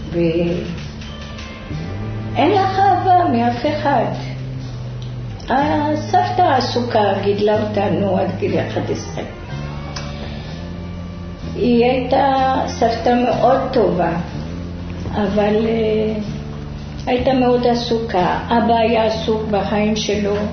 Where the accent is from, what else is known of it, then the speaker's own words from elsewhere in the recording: Rabat, Rabat-Salé-Kénitra, Morocco; moved away as an adult; also born or lived in France; now in Ashdod, Israel; אני נולדתי במרוקו, ברבת.